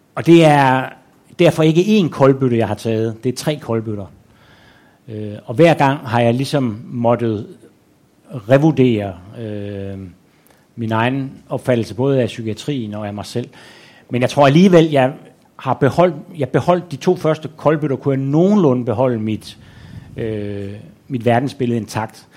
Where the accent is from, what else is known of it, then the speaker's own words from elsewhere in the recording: Aarhus, Central Denmark Region, Denmark; moved away as an adult; now in Copenhagen, Denmark; jeg betragter stadigvæk Aarhus som hjem. Mm-hmm. Altså, mhm. jeg er ikke blevet øh, københavner